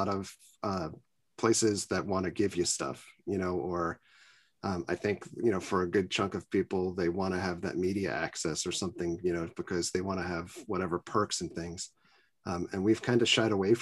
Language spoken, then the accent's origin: English; New York City, New York, United States; I grew up in Queens, New York.